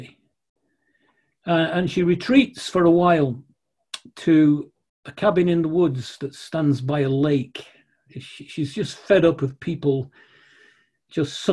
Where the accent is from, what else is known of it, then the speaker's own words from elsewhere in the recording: Manchester, North West England, United Kingdom; moved away; I'm a northerner from Manchester